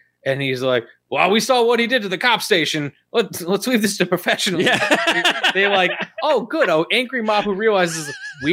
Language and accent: English; Midwest, United States; we're all from the Midwest